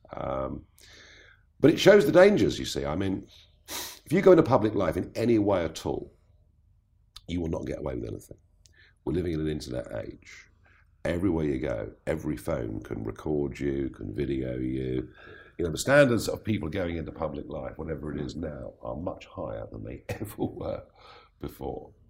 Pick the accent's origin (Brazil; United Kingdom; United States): United Kingdom; England; I am so English